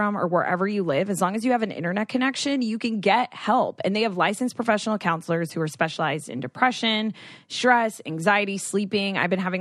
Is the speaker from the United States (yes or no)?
yes; Florida, United States; now in California, United States; I am from Florida